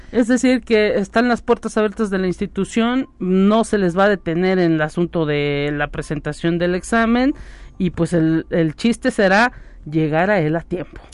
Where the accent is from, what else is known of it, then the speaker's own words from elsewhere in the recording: Mexico; México también vive ese problema de la migración y pues también hay tanto eh, colombianos como venezolanos que quieren pasar hacia el norte de nuestro país